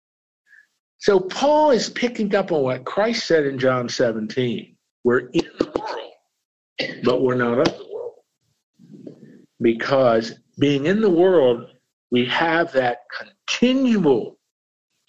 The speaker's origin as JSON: {"language": "English", "area": "Lancaster County", "region": "Pennsylvania", "country": "United States", "tie": "born or raised there", "said": "I grew up in Lancaster County, Pennsylvania."}